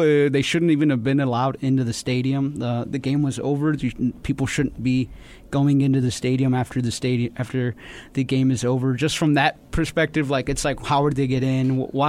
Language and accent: English; El Paso, Texas, United States; I grew up here in El Paso. I was born here in El Paso